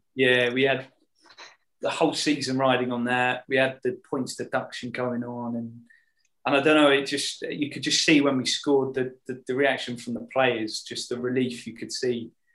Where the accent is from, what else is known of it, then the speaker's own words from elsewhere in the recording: Hemel Hempstead, East of England, United Kingdom; growing up in Hemel or on the edge of Hemel